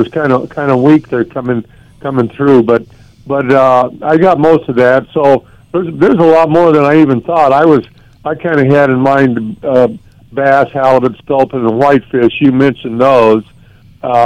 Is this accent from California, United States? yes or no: yes; Orange County, California, United States; also born or lived in Kodiak, Alaska; I was actually born and raised in Orange County